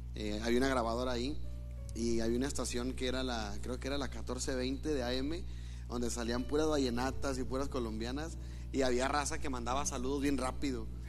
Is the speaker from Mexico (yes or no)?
yes; Hidalgo, Nuevo León, Mexico; also born or lived in Monterrey, Nuevo León; Según mi acta, nací en Monterrey, pero me fui a vivir a Hidalgo.